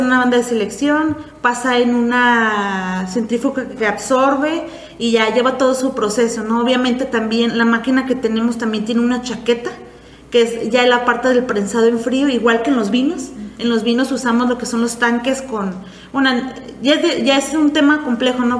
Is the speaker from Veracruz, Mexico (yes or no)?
no; Valle de Guadalupe, Baja California, Mexico; also born or lived in Puerto Vallarta; vengo de Valle Guadalupe